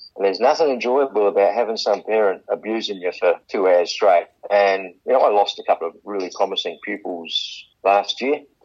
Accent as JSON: {"language": "English", "town": "Port Pirie", "region": "South Australia", "country": "Australia", "moved": "yes", "lives_now": "Adelaide, Australia", "said": "We came from Port Pirie."}